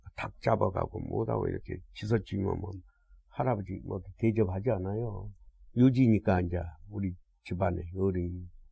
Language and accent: Korean; Haenam, South Jeolla, South Korea; now in Seoul, South Korea; 나는 해남이고